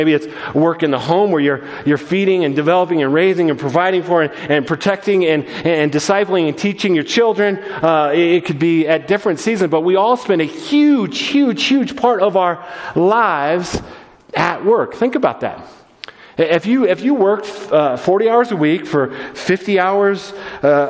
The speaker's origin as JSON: {"language": "English", "town": "Littleton", "region": "Colorado", "country": "United States", "tie": "born or raised there", "said": "I grew up in Littleton"}